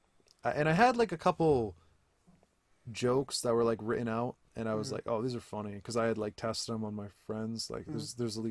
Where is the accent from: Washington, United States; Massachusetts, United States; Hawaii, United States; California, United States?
Massachusetts, United States; Central; Central Mass, actual Central Mass